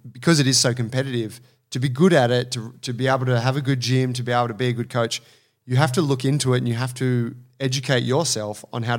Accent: Australia; born there; first language English; Yeah, I just got good English because I was born in Australia.

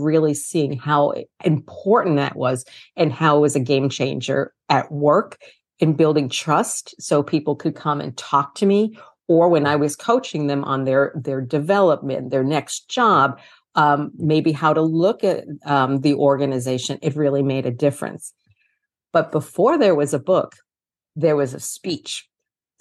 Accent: New York City, New York, United States; also born or lived in Brooklyn; I am from New York City, born in Brooklyn, raised in Queens, lifetime New Yorker

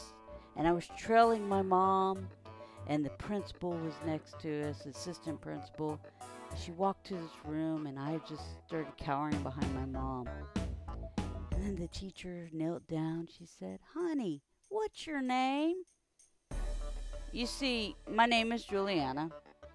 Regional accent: South Louisiana, United States; also born or lived in North Texas; growing up in South Louisiana gave me the most cultural experience of my life

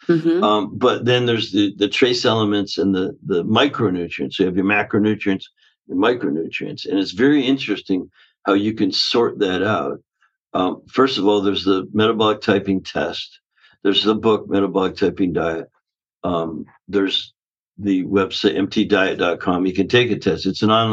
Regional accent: Canada; now in Southern California, United States; the way I was raised up in Canada. I live in Southern California now

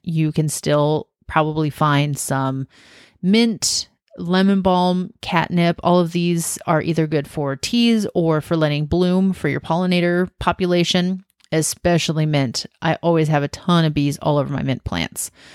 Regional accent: Washington, United States; also born or lived in South Carolina / Southern California / Western Oregon; now in Oregon, United States; I grew up in Washington

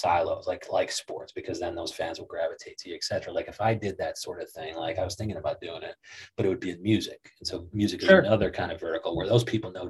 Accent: Joliet, Illinois, United States; also born or lived in Chicago; we were raised in Joliet

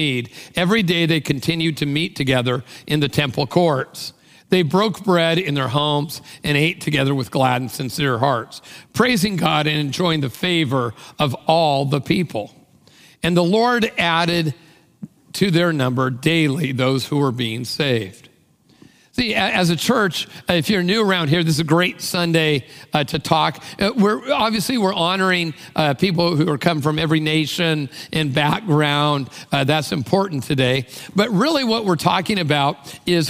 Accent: Tacoma, Washington, United States; I came from Tacoma, which is like another country.

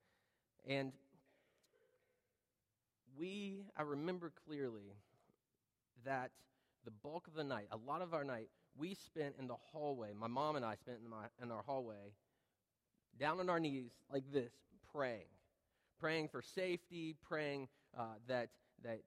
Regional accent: North Carolina, United States; That's one picture from my hometown

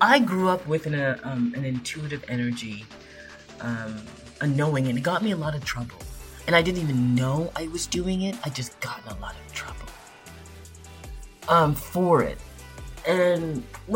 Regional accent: Toronto, Ontario, Canada; I grew up in Epworth, and there was a school, Corbett Junior Public School, just right directly in front of us. And this is Scarborough, Ontario

